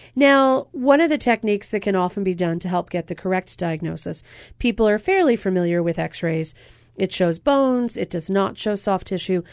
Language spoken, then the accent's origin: English; Pennsylvania, United States; now in Hawaii, United States; Pennsylvania, my home state